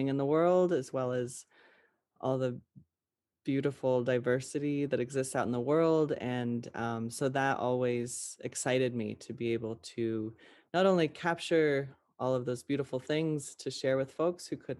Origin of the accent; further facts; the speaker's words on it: Western Montana, United States; I grew up in Western Montana, in the woods, in the mountains.